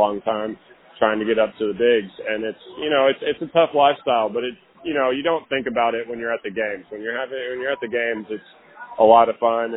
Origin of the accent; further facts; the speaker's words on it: Lakeway, Texas, United States; I'm from Lake Travis